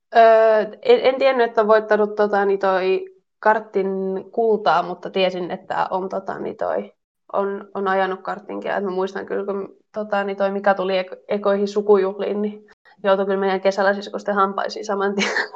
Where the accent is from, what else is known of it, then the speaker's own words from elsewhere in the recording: Mynämäki, Southwest Finland, Finland; now in Switzerland; Siellä melkein koko suku asuu tai sen lähettyvillä.